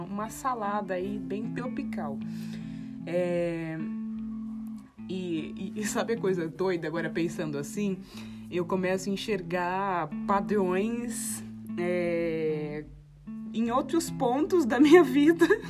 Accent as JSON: {"language": "Portuguese", "town": "Guarulhos", "region": "São Paulo", "country": "Brazil", "tie": "born or raised there", "lives_now": "Ubatuba, Brazil", "said": "cresci em Guarulhos, ali no Tabuão"}